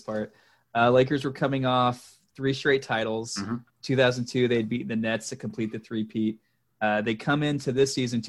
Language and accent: English; Dallas, Texas, United States; I grew up in Dallas